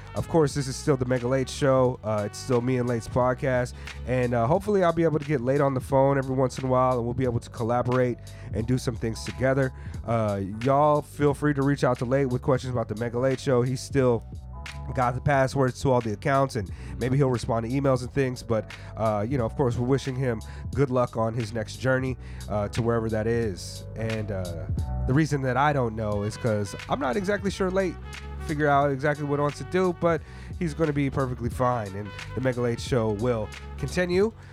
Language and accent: English; United States; growing up in the United States